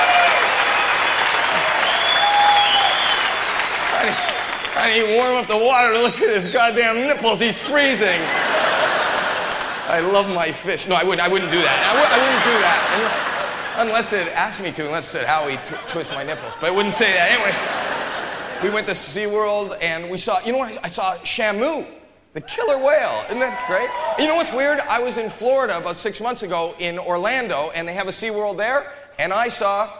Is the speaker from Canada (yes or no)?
yes; Toronto, Ontario, Canada; moved away as an adult; now in Los Angeles, United States; I'm born and raised in Toronto, Canada.